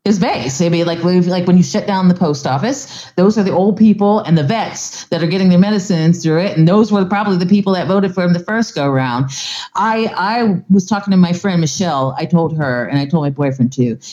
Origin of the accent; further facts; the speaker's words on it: Palm Bay, Florida, United States; my hometown in Palm Bay, Florida